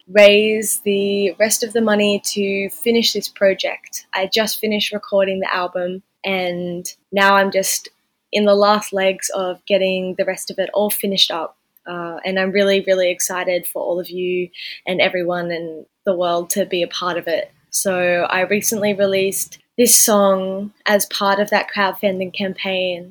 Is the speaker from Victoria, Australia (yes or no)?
no; Eltham, New South Wales, Australia; I grew up in Eltham, Northern New South Wales